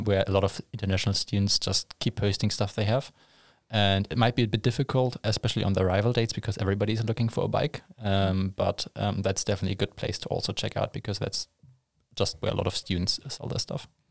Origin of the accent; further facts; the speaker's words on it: Germany; moved away as an adult; now in Linköping, Sweden; I'm from Germany originally